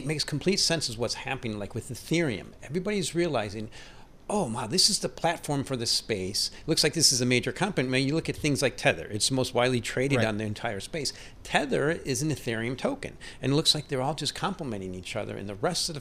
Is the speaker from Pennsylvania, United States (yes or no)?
no; Chicago, Illinois, United States; I'm from Chicago